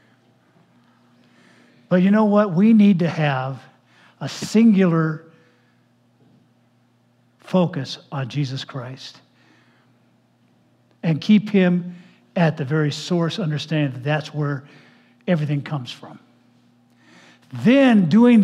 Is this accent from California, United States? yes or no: yes; Los Angeles, California, United States; growing up in Los Angeles area back in the 1900s